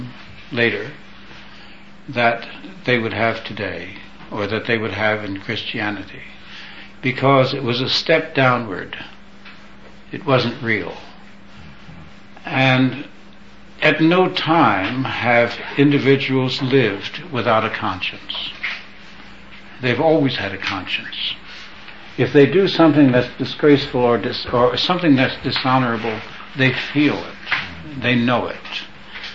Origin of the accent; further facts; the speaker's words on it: New York, United States; I come from New York. I know that crowd.